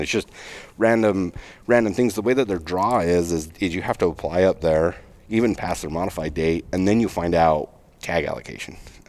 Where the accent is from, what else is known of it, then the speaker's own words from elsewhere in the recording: Utah, United States; my home state, I'm a resident of Utah.